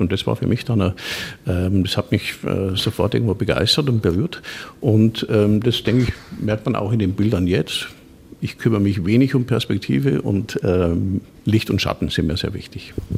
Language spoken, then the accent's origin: German; Sulzbach-Rosenberg, Bavaria, Germany; also born or lived in Nuremberg; ich komme aus Sulzbach-Rosenberg